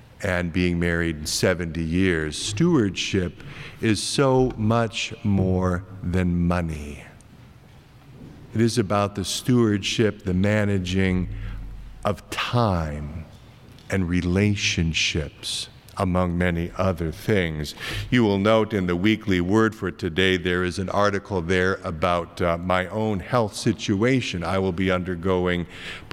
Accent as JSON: {"language": "English", "region": "Iowa", "country": "United States", "tie": "born or raised there", "moved": "yes", "said": "my home state of Iowa"}